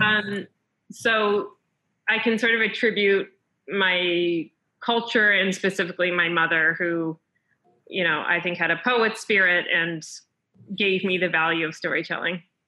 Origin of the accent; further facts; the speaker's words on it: Chatham, New Jersey, United States; also born or lived in Montreal, Canada; I grew up in Chatham, New Jersey, which is North Jersey.